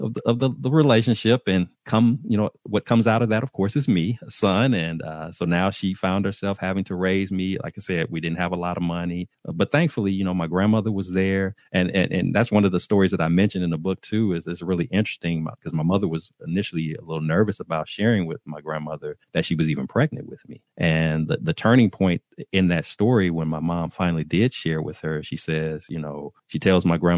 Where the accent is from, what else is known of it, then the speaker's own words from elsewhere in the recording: Chicago, Illinois, United States; I was born and raised in Chicago, Illinois, Chi-Town, Southside